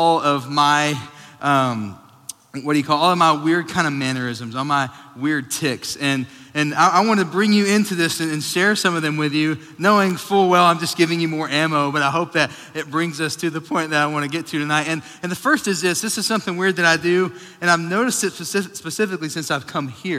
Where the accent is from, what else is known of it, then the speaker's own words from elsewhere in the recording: Sweetwater, Texas, United States; moved away; I grew up in Sweetwater, Texas.